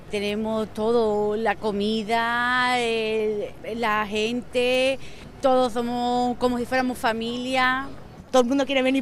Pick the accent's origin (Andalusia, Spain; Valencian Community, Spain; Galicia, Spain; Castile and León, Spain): Andalusia, Spain; Yo soy una andaluza, hija. Como mi tierra no veo nada.